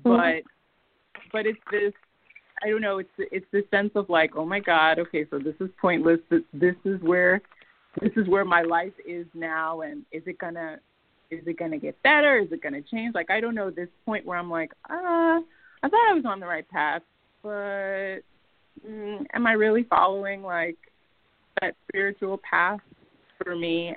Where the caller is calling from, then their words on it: New Jersey, United States; I'm calling from Jersey